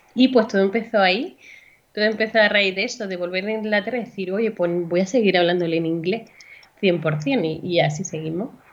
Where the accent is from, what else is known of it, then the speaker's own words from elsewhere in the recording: Andalusia, Spain; moved away as an adult; now in Valencia, Spain; vivo actualmente en Valencia, aunque soy andaluza